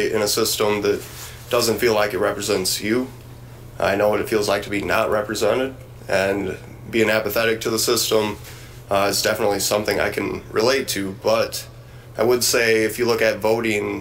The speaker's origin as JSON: {"language": "English", "town": "Beloit", "region": "Wisconsin", "country": "United States", "tie": "born or raised there", "said": "I grew up here in Beloit"}